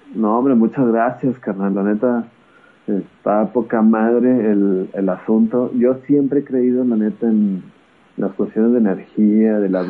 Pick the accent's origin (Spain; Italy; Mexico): Mexico; Coahuila; also born or lived in Torreón, Coahuila / Nuevo León; soy de Coahuila, le voy al Santos